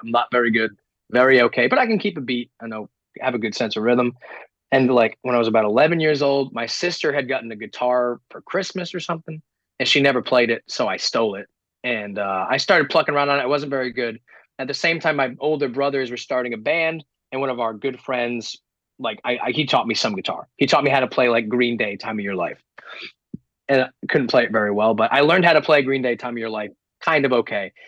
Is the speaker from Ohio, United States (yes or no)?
no; Woonsocket, Rhode Island, United States; I grew up in Rhode Island, by the way, super East Coast.